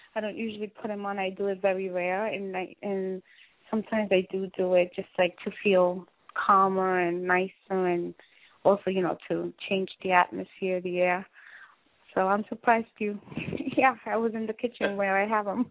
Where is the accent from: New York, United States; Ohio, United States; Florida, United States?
New York, United States; I was raised in New York